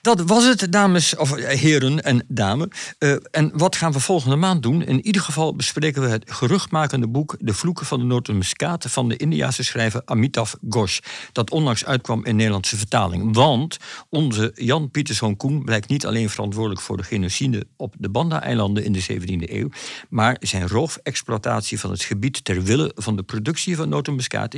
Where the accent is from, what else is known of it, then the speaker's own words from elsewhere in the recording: Achterhoek, Gelderland, Netherlands; in de achterhoek waar ik vandaan kom